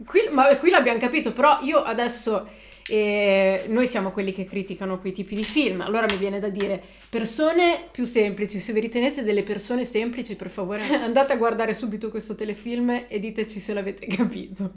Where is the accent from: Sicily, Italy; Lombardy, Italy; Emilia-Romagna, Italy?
Emilia-Romagna, Italy; siamo romagnoli